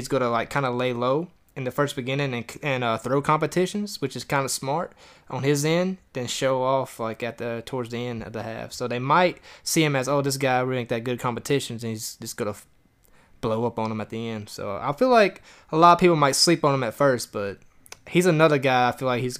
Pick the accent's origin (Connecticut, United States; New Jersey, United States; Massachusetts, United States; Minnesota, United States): New Jersey, United States; accent: Jersey; My Jersey accent, all my fellow New Jerseyans out there.